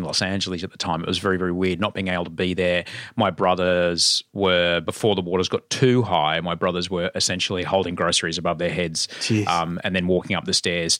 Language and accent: English; Queensland, Australia; I grew up under Bjelke Petersen, and we were just up there.